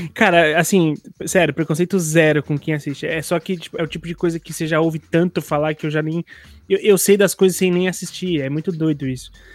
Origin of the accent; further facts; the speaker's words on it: São Paulo, Brazil; eu também sou de São Paulo